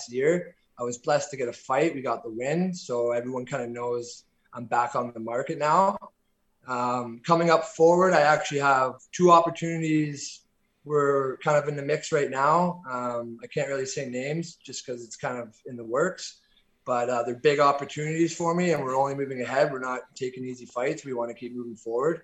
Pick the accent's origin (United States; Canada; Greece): Canada; Orangeville, Ontario; moved away as an adult; I'm originally from Orangeville, Ontario, about an hour north of Toronto